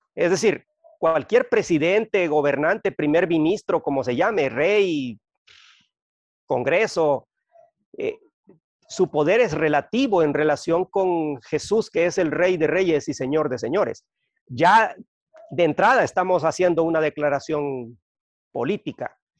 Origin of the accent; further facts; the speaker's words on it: Honduras; also born or lived in Guatemala City, Guatemala; soy hondureño, eh, viví muchos años en Guatemala